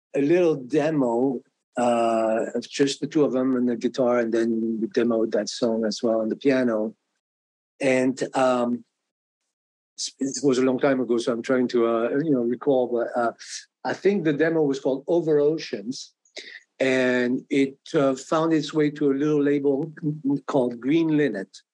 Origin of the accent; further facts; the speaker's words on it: France; English is a second language; moved away as an adult; also born or lived in New York; now in Boston, United States; I came from France